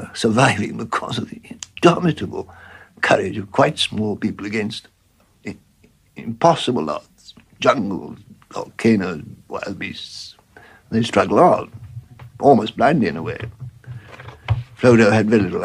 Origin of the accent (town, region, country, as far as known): Warwickshire village, West Midlands, United Kingdom; born or raised there; also born or lived in Bloemfontein, South Africa